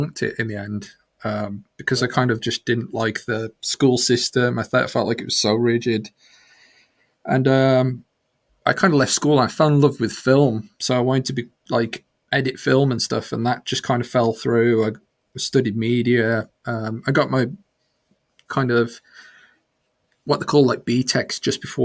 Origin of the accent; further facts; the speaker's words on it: Birmingham, West Midlands, United Kingdom; accent: Black Country; moved away as an adult; also born or lived in Walsall / Wolverhampton; now in Isle of Man; I originated from Birmingham, Black Country. That's the accent. I grew up around Birmingham, Walsall, Wolverhampton